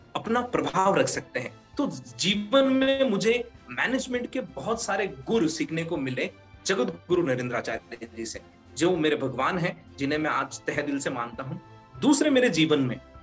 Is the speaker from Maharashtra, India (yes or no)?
yes; Aurangabad, Maharashtra, India; moved away as an adult; now in Udaipur, India; I belongs to Udaipur but I born and bought in Maharashtra and Aurangabad